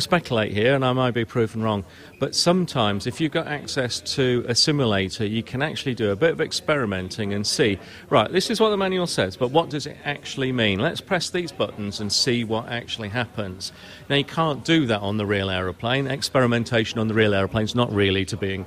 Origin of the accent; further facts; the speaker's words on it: United Kingdom; moved away; I'm British